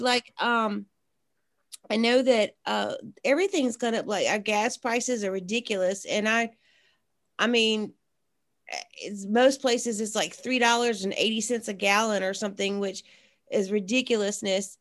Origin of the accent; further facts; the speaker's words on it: South Mississippi, United States; when I was growing up in South Mississippi